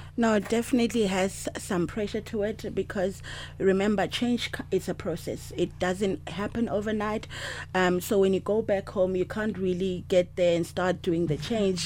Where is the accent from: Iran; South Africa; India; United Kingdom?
South Africa; I'm from South Africa.